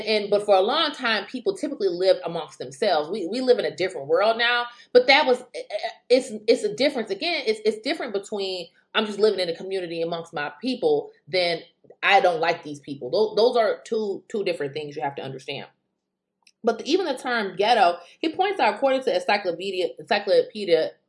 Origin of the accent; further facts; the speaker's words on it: United States; I'm an American too